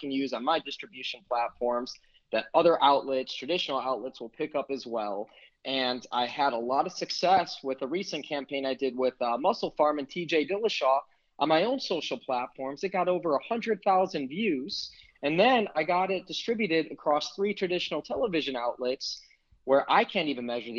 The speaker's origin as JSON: {"language": "English", "town": "Chicago", "region": "Illinois", "country": "United States", "tie": "born or raised there", "moved": "yes", "said": "Chicago, my hometown"}